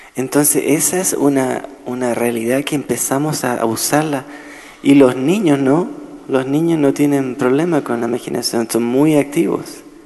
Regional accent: Chile; now in Nashville, United States; yo soy chileno

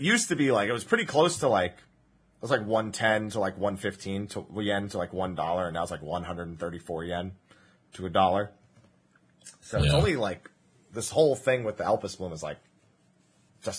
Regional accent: New Jersey, United States; moved away; I grew up in New Jersey.

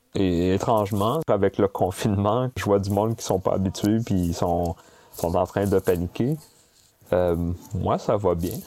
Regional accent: Sherbrooke, Quebec, Canada; moved away as an adult; also born or lived in Montreal; je suis né à Sherbrooke en 79. Et j'ai grandi à Sherbrooke jusqu'à mes 19 ans, où est-ce que je suis monté à Montréal ensuite pour faire mes études universitaires.

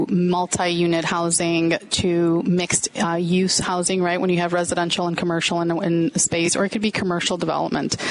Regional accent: Melrose Park, Illinois, United States; I grew up in Melrose Park in the western suburbs.

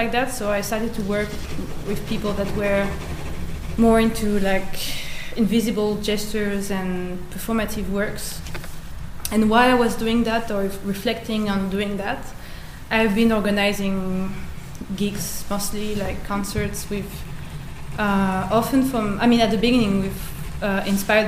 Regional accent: France; moved away as an adult; now in Norway; I was born in France. I'm French Algerian, and I've been living in Norway for 5 years and a half

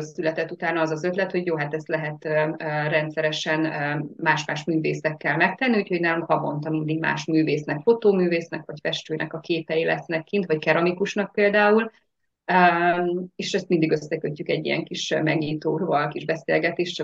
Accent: Nagydobos, Szabolcs-Szatmár-Bereg, Hungary; Szabolcs Szatmár Bereg megyéből származom, Nagydobosról

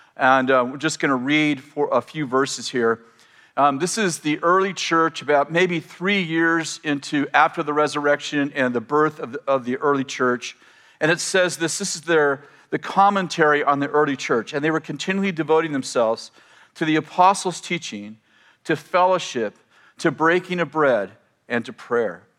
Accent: Weaverville, California, United States; So many of us grew up in this little town of Weaverville

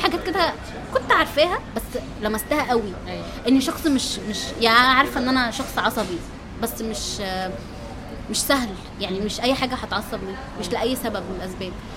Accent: Egypt; اني من مصر

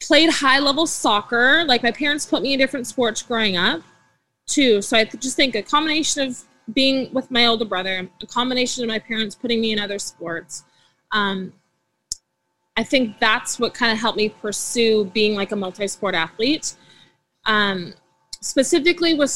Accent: Port Coquitlam, British Columbia, Canada; also born or lived in Burnaby, British Columbia; I was born in Burnaby, British Columbia, and then I was raised in Port Coquitlam. So I did all my elementary, middle, and high school in Poco.

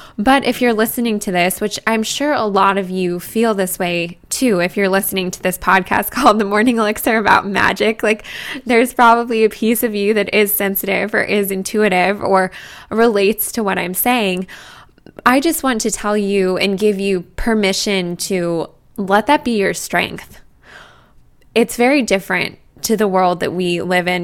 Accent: Boulder, Colorado, United States; now in New York, United States; I grew up in Boulder, Colorado, right in front of the Rocky Mountains

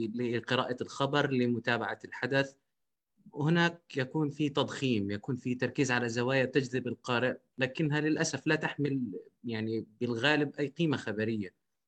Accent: Jordan; عندنا في الاردن

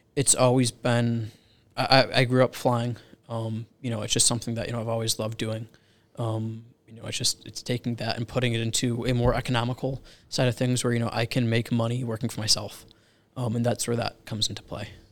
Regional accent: Rand Lake, Michigan, United States; now in Charlotte, United States; I grew up in Michigan

